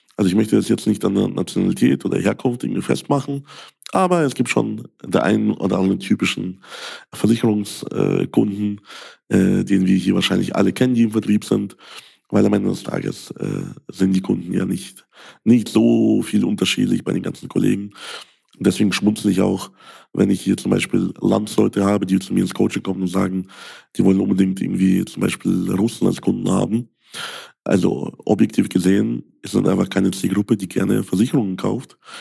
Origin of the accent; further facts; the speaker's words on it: Ukraine; German is a second language; now in Germany; Ich bin ja selbst Ausländer. Ich komme aus der Ukraine.